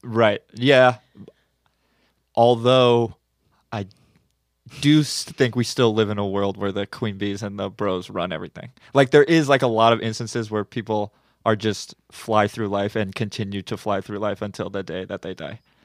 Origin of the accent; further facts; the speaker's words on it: Santa Monica, California, United States; growing up in Santa Monica